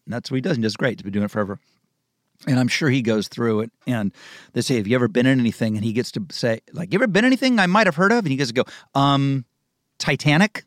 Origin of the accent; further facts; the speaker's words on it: Dayton, Ohio, United States; now in California, United States; I grew up in Ohio and Dayton.